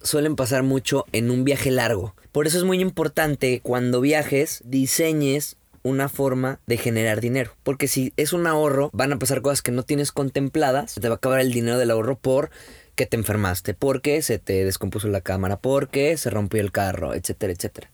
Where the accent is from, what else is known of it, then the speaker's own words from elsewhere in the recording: Mexico; como buen mexicano